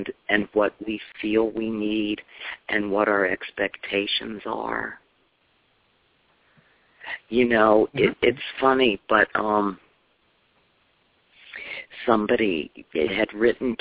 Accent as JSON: {"language": "English", "town": "Chicago", "region": "Illinois", "country": "United States", "moved": "as an adult", "lives_now": "Tampa, United States", "said": "I'm from Chicago"}